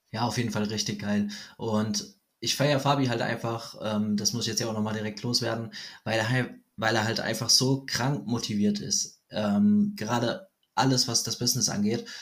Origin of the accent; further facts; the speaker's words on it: Germany; ich bin aus Deutschland